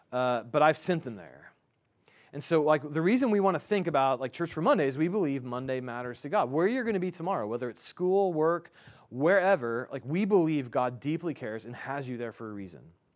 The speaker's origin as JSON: {"language": "English", "town": "Indianapolis", "region": "Indiana", "country": "United States", "said": "I'm from Indianapolis"}